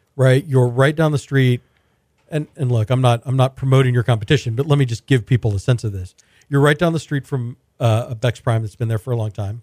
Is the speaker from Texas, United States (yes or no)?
yes; Sugar Land, Texas, United States; I grew up in Sugarland